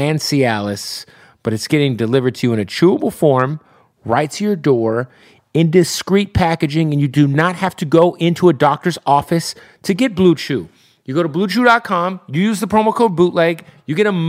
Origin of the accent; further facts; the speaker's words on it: Phoenix, Arizona, United States; Phoenix, Arizona, my hometown.